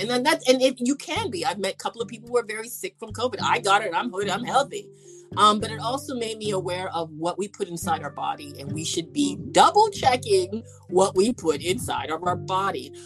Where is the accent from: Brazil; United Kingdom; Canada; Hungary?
Canada; I'm from Canada